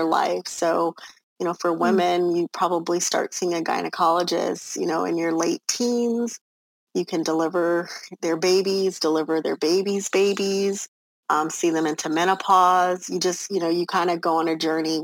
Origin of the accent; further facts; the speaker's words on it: Los Angeles, California, United States; moved away as an adult; now in Texas, United States; I come from Los Angeles, California, born and raised, the middle child of 11 children